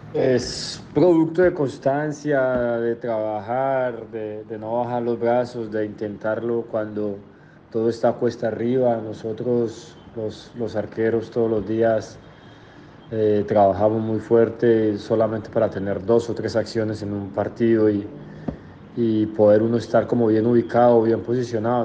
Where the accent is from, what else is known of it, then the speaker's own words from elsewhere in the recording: Manizales, Caldas, Colombia; moved away; es el equipo de la ciudad donde yo nací, el equipo que a mí me formó como persona